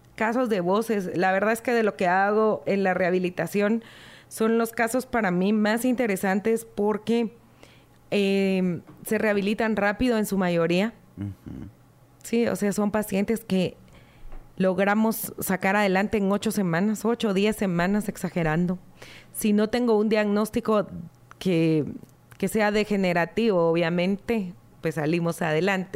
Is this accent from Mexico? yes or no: no; Guatemala; nosotros como guatemaltecos